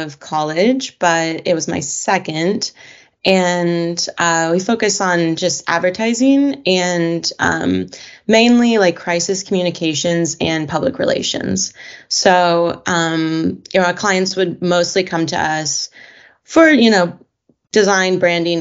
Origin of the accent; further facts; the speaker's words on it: Evansville, Indiana, United States; now in Seattle, United States; I'm from Evansville, Indiana, originally. Currently living in Seattle, Washington